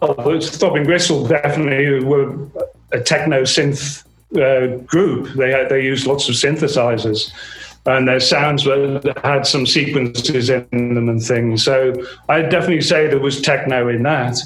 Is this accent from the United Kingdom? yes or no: yes; Merseyside, North West England, United Kingdom; I grew up in Merseyside